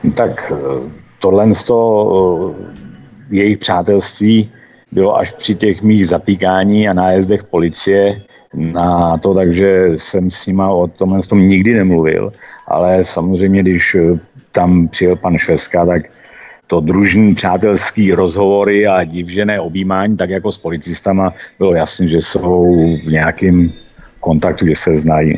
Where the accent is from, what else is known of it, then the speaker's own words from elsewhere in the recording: Mariánské Lázně, Karlovy Vary Region, Czechia; ten nám řekl, odkud jste, říkáme, Mariánské lázně